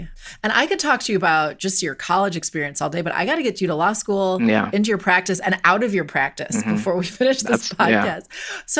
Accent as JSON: {"language": "English", "region": "Wisconsin", "country": "United States", "tie": "born or raised there", "also_born_or_lived": "Washington, D.C.", "moved": "as an adult", "said": "I grew up in Wisconsin. I didn't really know people from New Jersey"}